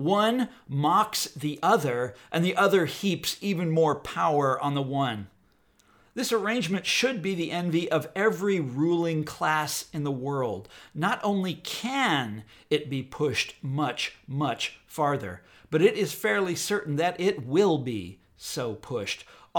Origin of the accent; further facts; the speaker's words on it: Midwest, United States; We're all from the Midwest. It's the easiest thing to see in the world. Where Whitney and I live, Kansas and Missouri